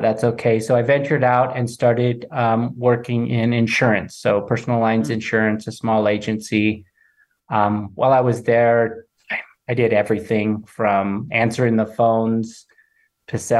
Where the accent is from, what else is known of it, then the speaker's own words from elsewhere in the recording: Nebraska, United States; moved away as an adult; also born or lived in Modesto, California; now in Denver, United States; I was born and raised in Nebraska